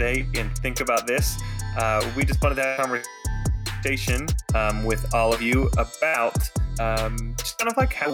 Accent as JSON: {"language": "English", "country": "United States", "said": "the other thing about Americans is like we do everything huge"}